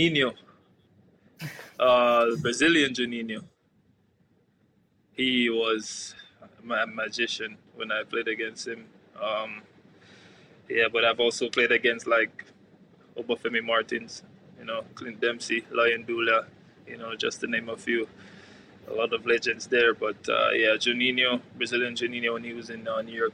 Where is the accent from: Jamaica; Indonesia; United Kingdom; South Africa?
Jamaica; Kingston; now in Norway; growing up in my community, I'm from East Kingston.